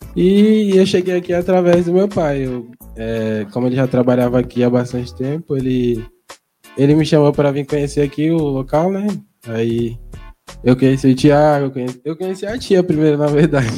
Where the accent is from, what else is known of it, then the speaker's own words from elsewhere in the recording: São Paulo, Brazil; eu nasci aqui, eu nasci aqui, aqui mesmo em São Paulo